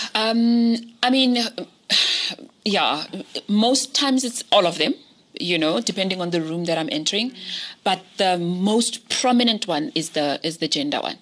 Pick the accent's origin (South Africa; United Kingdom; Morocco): South Africa; Pretoria, Gauteng; I grew up in Soshanguve mm-hmm. in Pretoria, on the north side of Pretoria